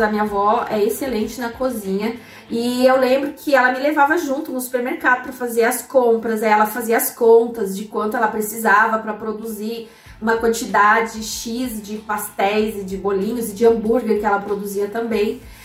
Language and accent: Portuguese; Curitibanos, Santa Catarina, Brazil; moved away as an adult; also born or lived in Cascavel, Paraná / Florianópolis; nós voltamos para a cidade onde eu cresci, que é uma cidade chamada Curitibanos, no interior de Santa Catarina, na Serra Catarinense